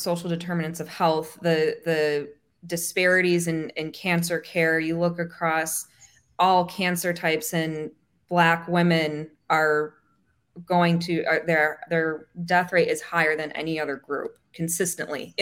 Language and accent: English; Michigan, United States; moved away as an adult; also born or lived in Texas / Annapolis, Maryland; now in Florida, United States; I grew up in Michigan